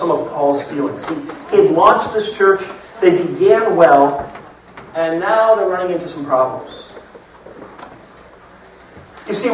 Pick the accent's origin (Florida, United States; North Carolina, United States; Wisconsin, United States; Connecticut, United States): Florida, United States; I grew up in Florida